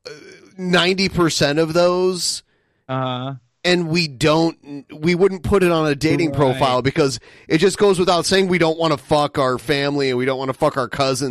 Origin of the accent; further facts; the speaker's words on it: Great Lakes, United States; people from my part of the country drink more than anywhere else in like the cold weather, Great Lake, like Minneapolis